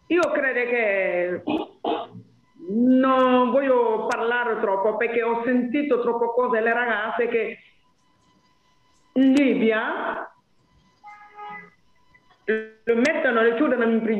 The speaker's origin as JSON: {"language": "Italian", "country": "Côte d’Ivoire", "said": "Allora, ehm, io sono della Costa d'Avorio, come le sapete voi, però sto lavorando come le donne del Burkina Faso"}